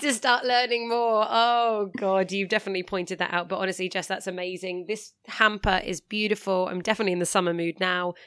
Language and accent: English; England, United Kingdom; I'm English